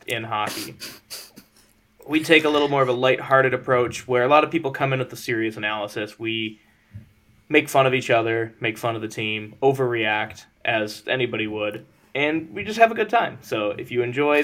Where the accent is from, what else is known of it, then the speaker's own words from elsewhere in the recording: Detroit, Michigan, United States; moved away as an adult; now in Pittsburgh, United States; grew up in Detroit